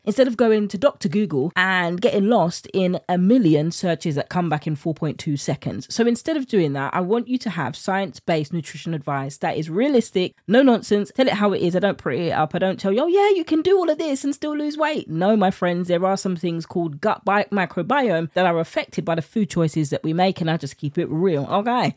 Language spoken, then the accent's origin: English; United Kingdom; accent: British; with my British accent